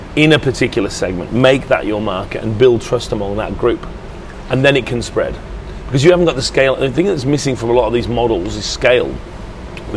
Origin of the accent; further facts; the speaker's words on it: England, United Kingdom; I feel good about being English.